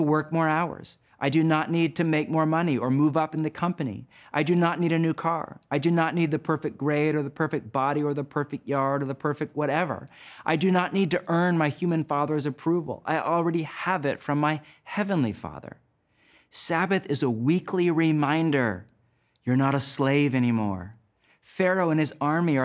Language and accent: English; United States; my home country of the U.S.